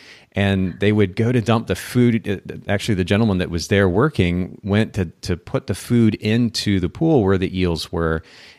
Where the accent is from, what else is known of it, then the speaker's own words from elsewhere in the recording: Japan; I grew up in Japan and I actually had the opportunity to go to an eel farm when I was there as a kid.